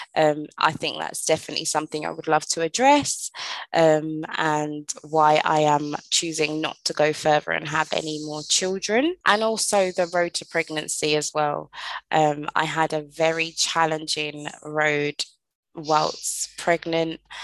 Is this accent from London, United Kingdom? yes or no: yes; London, United Kingdom; moved away as an adult; now in Caribbean; I was originally born and raised in London, England. I moved to the Caribbean when I was 27 years old